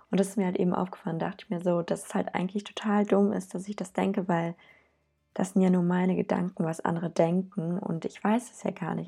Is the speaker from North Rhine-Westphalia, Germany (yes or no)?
yes; Cologne, North Rhine-Westphalia, Germany; ich komme aus Köln